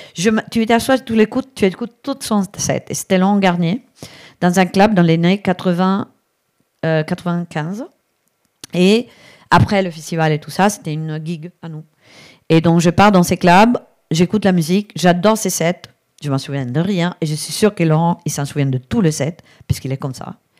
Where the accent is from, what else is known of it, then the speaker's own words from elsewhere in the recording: Brescia, Lombardy, Italy; French is a second language; moved away; also born or lived in Barcelona; Je viens de l'Italie, d'une famille hyper machiste, clairement. Euh, dans, d'une ville qui est à Brescia